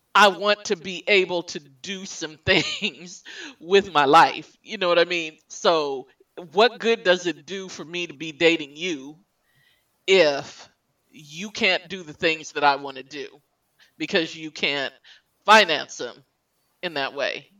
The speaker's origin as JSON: {"language": "English", "town": "El Paso", "region": "Texas", "country": "United States", "tie": "born or raised there", "moved": "as an adult", "lives_now": "Michigan, United States", "said": "my home state"}